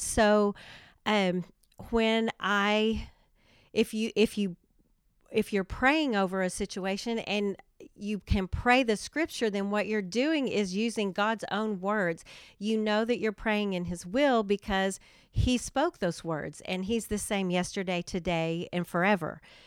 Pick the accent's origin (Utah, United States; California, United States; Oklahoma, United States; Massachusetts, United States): Oklahoma, United States; Durant; I am from Durant and have lived there a long time. I graduated from high school there, have raised my family there